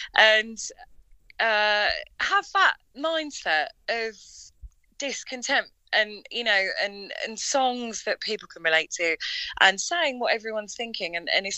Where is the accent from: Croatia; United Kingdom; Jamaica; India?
United Kingdom; Tollesbury, East of England; And then I'm from Tollesbury. So we're kind of spread about, but we all, get together in Colchester and do rehearsals.